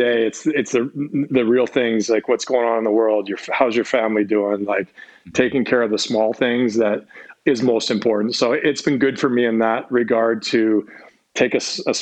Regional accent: Victoria, British Columbia, Canada; moved away as an adult; also born or lived in Belleville, Ontario; now in Dallas, United States; I was born in Ontario, just about 2.5 hours outside of Toronto. In a small town called Belleville. And so that's originally where my whole family's from. At the age of three, my family moved out to Victoria. And so I grew up on the island until I went away to college.

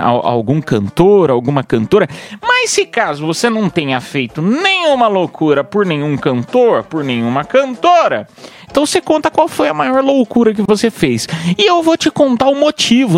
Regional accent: Piedade, São Paulo, Brazil; moved away; lá da minha cidade de Piedade

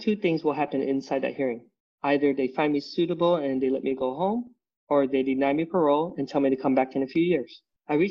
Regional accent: Utah, United States; Growing up in Utah, I never felt like I fit in. You know, we're the only Vietnamese family over there.

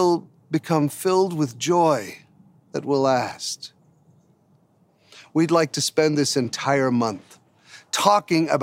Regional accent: United States; we Americans

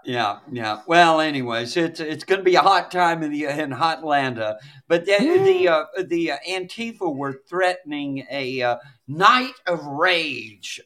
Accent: Douglas County, west of Atlanta, Georgia, United States; when I was growing up in Douglas County, which is just west of Atlanta

